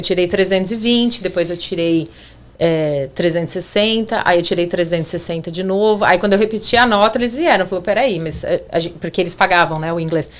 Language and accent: Portuguese; São Paulo, Brazil; moved away as an adult; also born or lived in Orleans, Ontario; now in Canada; eu sou de São Paulo